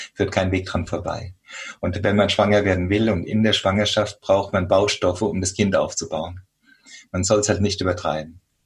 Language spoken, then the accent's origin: German; Germany; hier bei uns in Deutschland